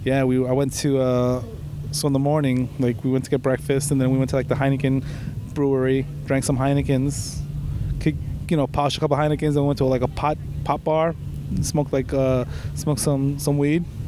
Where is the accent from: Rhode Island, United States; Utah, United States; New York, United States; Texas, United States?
New York, United States; New York City; I'm from Queens